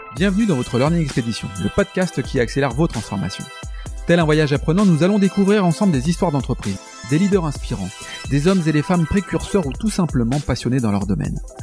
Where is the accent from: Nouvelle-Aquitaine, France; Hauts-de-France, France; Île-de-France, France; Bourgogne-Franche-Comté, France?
Hauts-de-France, France; Lille; also born or lived in Paris / Australia; je suis lillois